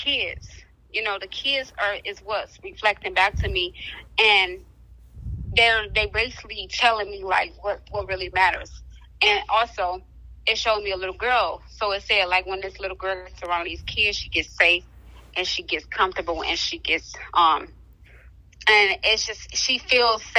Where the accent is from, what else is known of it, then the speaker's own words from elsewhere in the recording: Detroit, Michigan, United States; now in Jackson, United States; I'm originally from Detroit, Michigan